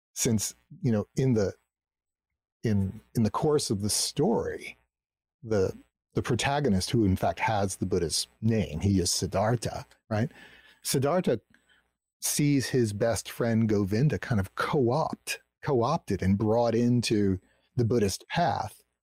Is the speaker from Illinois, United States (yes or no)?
no; New Jersey, United States; I grew up in New Jersey, you know, in this suburban community